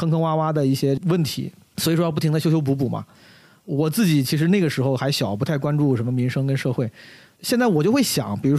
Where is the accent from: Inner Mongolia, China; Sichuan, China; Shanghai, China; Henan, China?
Henan, China; Zhengzhou; 之后也希望我的家乡能一样，通过这次事件，让之后的流程更加科学，之后的对于风险天灾的响应啊更加完善。